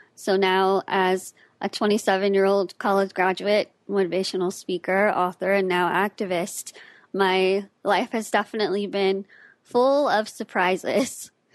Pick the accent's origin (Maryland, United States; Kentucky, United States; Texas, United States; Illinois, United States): Texas, United States; Austin; I was born and raised in Austin, Texas